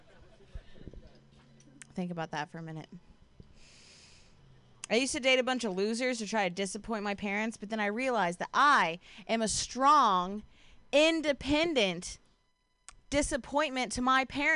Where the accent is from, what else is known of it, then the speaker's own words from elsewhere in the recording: Ohio, United States; now in Bay Area, United States; I'm from Ohio